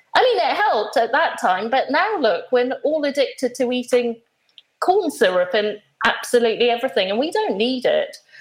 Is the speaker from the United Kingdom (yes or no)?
no; Nairobi, Kenya; moved away; as a small child, I I grew up in in Kenya, and I used to go to school every day